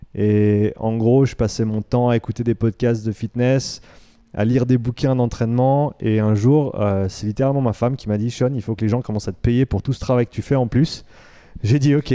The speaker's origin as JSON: {"language": "French", "region": "Romandy", "country": "Switzerland", "tie": "born or raised there", "also_born_or_lived": "Vancouver, Canada", "moved": "as an adult", "said": "j'ai grandi ici euh, en Suisse."}